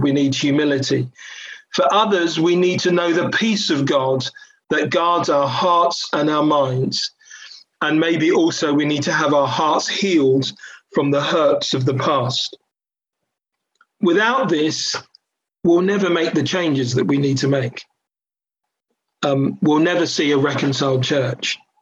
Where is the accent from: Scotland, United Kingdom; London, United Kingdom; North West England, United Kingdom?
London, United Kingdom; I grew up in a New Frontiers church in, in Catford, southeast London. I was born in Catford